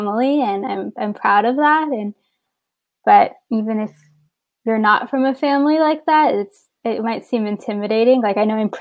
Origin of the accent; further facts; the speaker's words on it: San Antonio, Texas, United States; moved away as an adult; now in Baltimore, United States; I'm originally from San Antonio, Texas